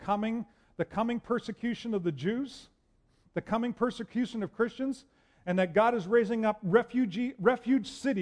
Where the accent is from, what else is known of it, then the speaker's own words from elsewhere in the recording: Cold Lake, Alberta, Canada; when Annette and I grew up here in Cold Lake